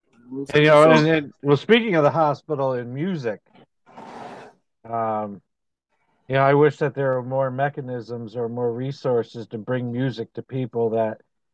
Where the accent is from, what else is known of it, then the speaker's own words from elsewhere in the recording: Scotia, New York, United States; when I grew up in Scotia